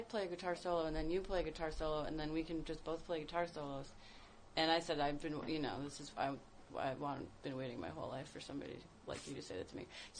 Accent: Massachusetts, United States; Western Massachusetts.

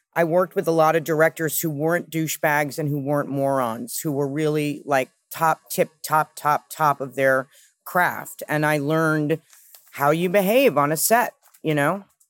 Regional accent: New York City, New York, United States; I grew up with my mother in New York

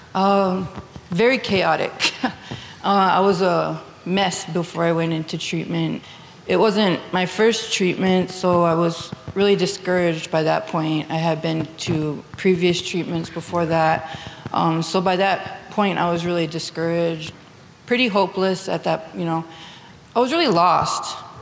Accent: New Town, North Dakota, United States; now in Bismarck, United States; I live in Bismarck, but I'm originally from Newtown. I grew up on the Fort Berthold Reservation

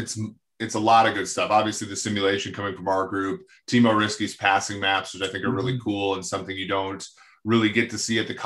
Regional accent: Minnesota, United States; So I grew up in Minnesota.

